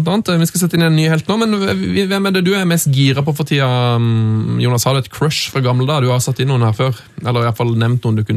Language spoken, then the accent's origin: Norwegian; Trondheim, Trøndelag, Norway; Ja, jeg er jo fra Trondheim, da!